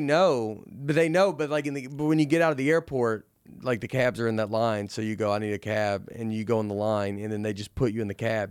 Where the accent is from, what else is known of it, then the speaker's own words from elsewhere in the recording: the South, United States; I'm from the South